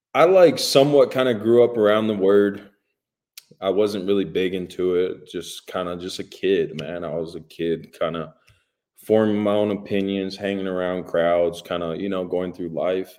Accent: Hawaii, United States; moved away; growing up in Hawaii

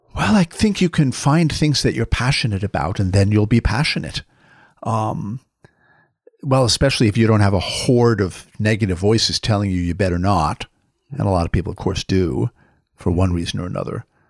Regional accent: New York, United States; I'm a New Yorker

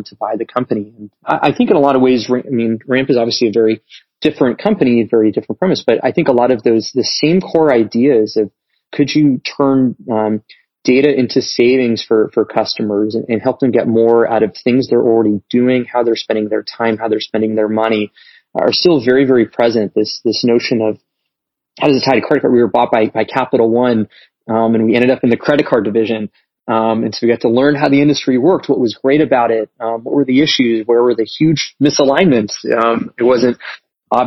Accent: Las Vegas, Nevada, United States; moved away as an adult; also born or lived in China; I was born and raised in Las Vegas, lived there for 18 years.

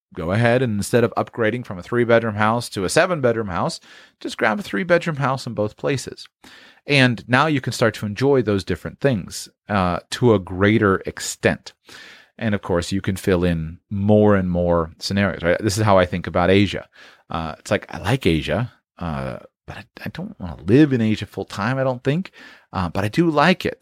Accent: Palm Beach, Florida, United States; I grew up in Florida

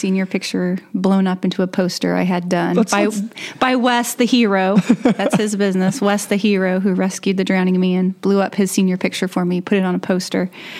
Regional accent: Warsaw, Indiana, United States; also born or lived in Columbia City, Indiana; I grew up in Warsaw, Indiana, and Pearston, and then Warsaw. I graduated from Warsaw High School. I moved to Columbia City when I was a freshman in college.

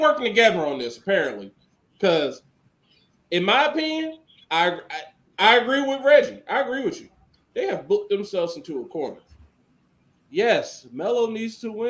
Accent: Columbus, Ohio, United States; my hometown of Columbus, Ohio

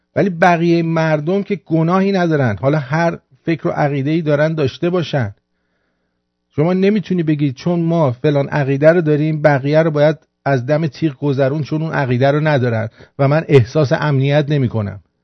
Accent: Iran; من ایرانیم

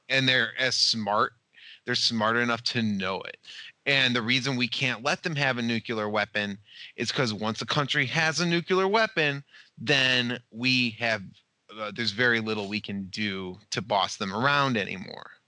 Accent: United States; I'm from America.

